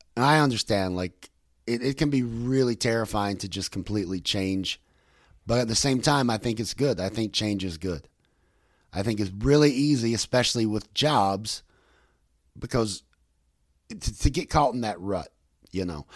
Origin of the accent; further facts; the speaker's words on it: West Virginia, United States; I'm from West Virginia